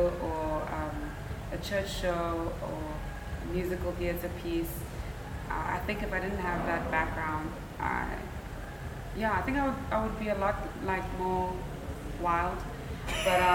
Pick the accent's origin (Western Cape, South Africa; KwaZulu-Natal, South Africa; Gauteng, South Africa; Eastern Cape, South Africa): KwaZulu-Natal, South Africa; Durban; also born or lived in Johannesburg; I'm from Durban.